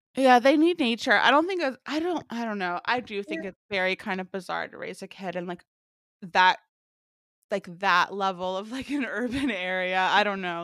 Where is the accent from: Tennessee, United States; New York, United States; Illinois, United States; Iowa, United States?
Tennessee, United States; Memphis; I grew up in Memphis, huge barbecue city